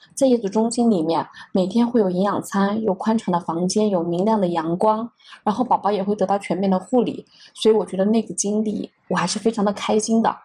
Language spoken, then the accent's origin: Chinese; northern China, China; 我是北方人